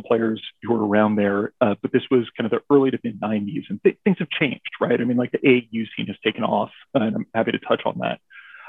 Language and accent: English; Los Angeles, California, United States; also born or lived in Glendale, California; So I'm born and raised in Los Angeles. My family was in Hollywood until I was about 12.